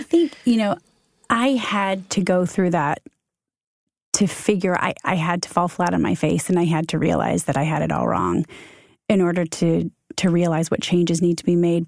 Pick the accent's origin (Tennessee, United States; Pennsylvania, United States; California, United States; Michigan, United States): Michigan, United States; moved away as an adult; also born or lived in Ohio / Chicago; now in New York, United States; We're Midwest kids. I'm from Michigan.